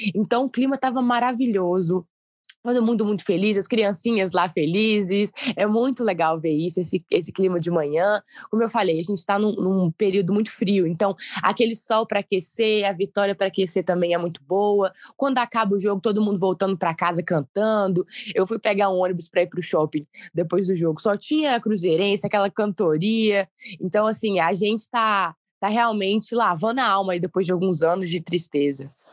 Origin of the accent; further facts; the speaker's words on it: Ipatinga, Minas Gerais, Brazil; eu sou de Patinga